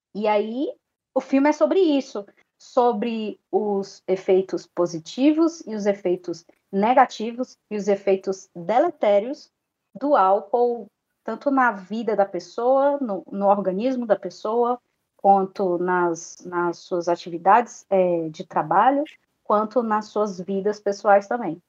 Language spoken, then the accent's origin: Portuguese; Brazil; nós, como brasileiros